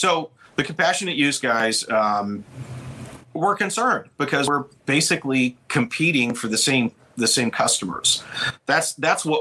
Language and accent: English; Pasadena, Texas, United States; I grew up in the Pasadena ISD public schools in Texas